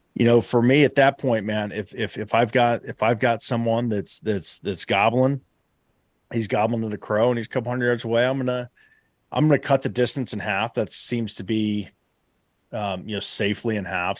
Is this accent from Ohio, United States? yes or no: yes; Southeast Ohio, United States; my home state. Uh, you know, here here in Southeast Ohio